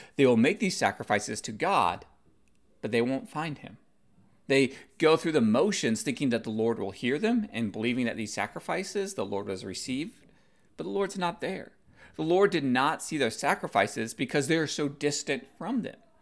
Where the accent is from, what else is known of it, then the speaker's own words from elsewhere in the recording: United States; being Asian American